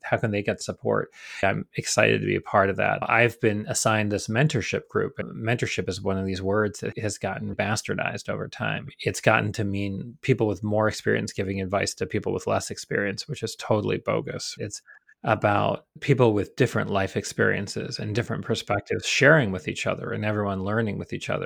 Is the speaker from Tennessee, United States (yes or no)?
no; Rochester, New York, United States; accent: Rochester; I try to remove the Rochester accent as much as possible.